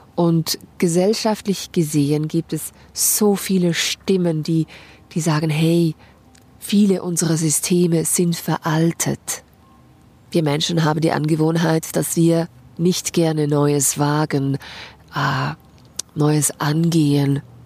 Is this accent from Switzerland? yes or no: yes; Switzerland; bei uns in der Schweiz Gelder gesprochen für die Selbstständigen